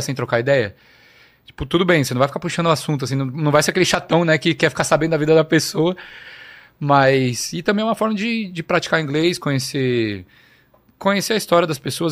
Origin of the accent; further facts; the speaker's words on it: Brazil; moved away as an adult; now in Australia; sou brasileiro